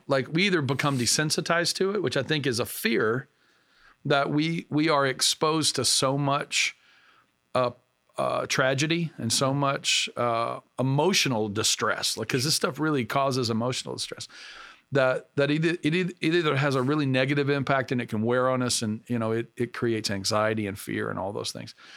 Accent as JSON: {"language": "English", "region": "Arkansas", "country": "United States", "tie": "born or raised there", "moved": "yes", "lives_now": "Pennsylvania, United States", "said": "I grew up in the South and, uh, in Arkansas"}